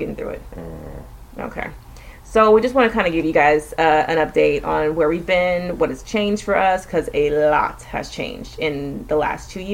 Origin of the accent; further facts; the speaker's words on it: Austin, Texas, United States; we're living in Central Texas, just in the outskirts of Austin, which is my hometown